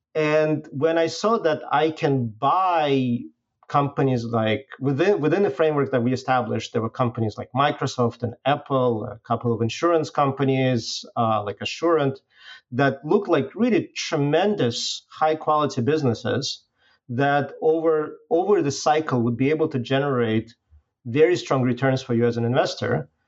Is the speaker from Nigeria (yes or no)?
no; Belarus; moved away; originally I'm from Belarus.